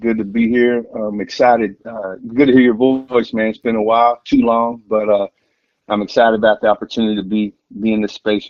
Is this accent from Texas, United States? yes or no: yes; Texas, United States; moved away; also born or lived in Oklahoma / Wichita; I grew up in Texas, grew up in a family that, you know, was, I wouldn't say they were Christian, went to church a few times